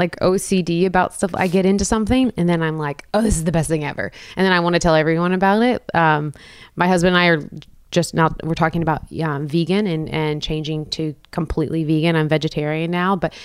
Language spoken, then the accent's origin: English; Texas, United States; moved away as an adult; also born or lived in Austin, Texas; now in Nashville, United States; I'm from Texas, small town, and I went to school UT Austin